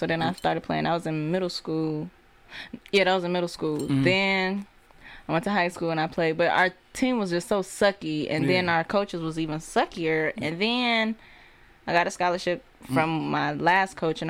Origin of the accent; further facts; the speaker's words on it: Oak Park, Michigan, United States; also born or lived in Detroit; I'm from the West Side of Detroit. Well, not Detroit. I basically grew up in Oak Park.